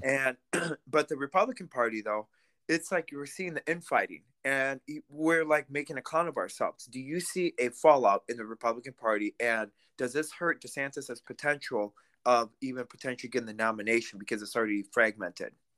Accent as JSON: {"language": "English", "country": "Russia", "tie": "born or raised there", "moved": "yes", "lives_now": "United States", "said": "I'm Russian-American, because I was born in Russia"}